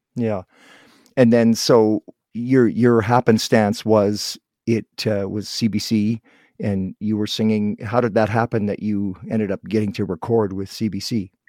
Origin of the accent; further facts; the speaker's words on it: Guelph, Ontario, Canada; I was born in Guelph, just outside of Toronto